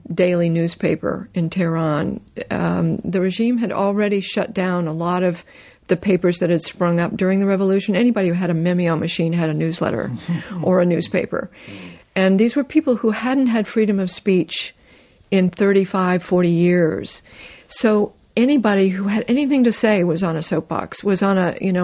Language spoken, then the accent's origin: English; North Carolina, United States; also born or lived in Canada; I was raised in North Carolina.